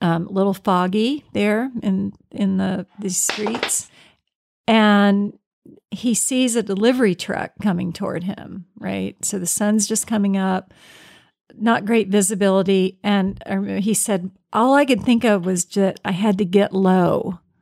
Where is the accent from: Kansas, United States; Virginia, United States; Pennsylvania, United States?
Virginia, United States; I'm from Virginia, and this was down in Richmond.